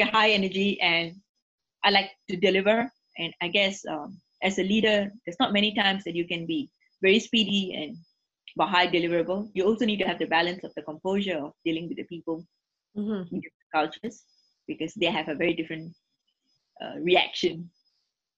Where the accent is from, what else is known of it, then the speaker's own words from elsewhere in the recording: Singapore; first language English; I'm born and bred in Singapore, you can see that, you know, my first language is English